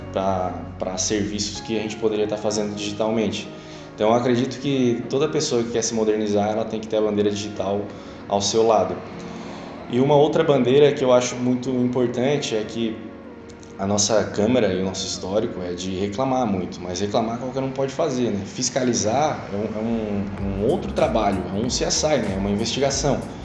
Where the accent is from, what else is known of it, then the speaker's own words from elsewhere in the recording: Araranguá, Santa Catarina, Brazil; also born or lived in Florianópolis; Cresci em Araranguá, Morei por 10 anos em Florianópolis, mas nunca deixando essa cidade incrível